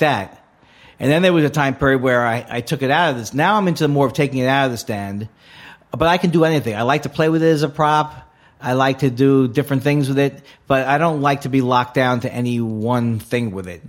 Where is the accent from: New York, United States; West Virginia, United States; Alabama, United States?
New York, United States; New York City; moved away as an adult; also born or lived in Los Angeles; I grew up in New York